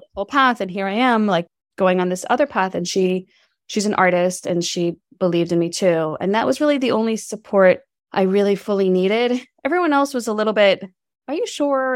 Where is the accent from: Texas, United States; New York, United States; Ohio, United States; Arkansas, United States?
New York, United States; New York City; moved away; also born or lived in Berkeley, California; I'm from New York City. We moved across the country to California